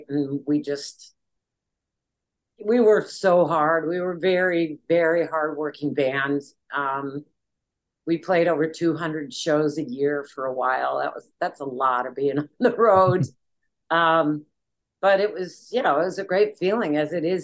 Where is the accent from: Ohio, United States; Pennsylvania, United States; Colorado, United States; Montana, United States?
Montana, United States; Bozeman; also born or lived in Juneau, Alaska / Michigan; all of my school years were in Bozeman, Montana. And it was a great place to grow up.